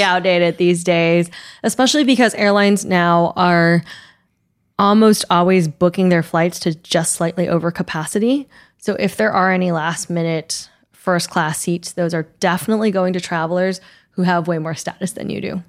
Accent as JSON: {"language": "English", "country": "Taiwan", "tie": "born or raised there", "moved": "yes", "said": "I grew up in Taiwan, so Taipei is always gonna be my home airport."}